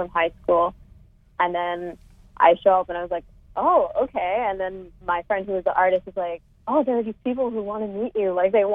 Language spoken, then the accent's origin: English; Calgary, Alberta, Canada; now in Toronto, Canada; I'm actually originally from Calgary, and I went to a small school, like, south of Calgary.